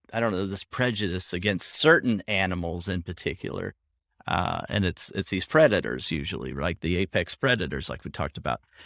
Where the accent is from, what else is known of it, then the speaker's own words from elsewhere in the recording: Southwest Oklahoma, United States; moved away; I grew up in Southwest Oklahoma